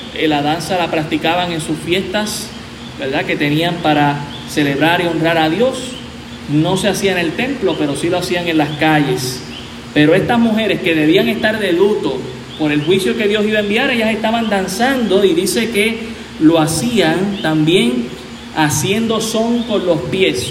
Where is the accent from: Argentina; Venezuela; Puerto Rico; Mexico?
Puerto Rico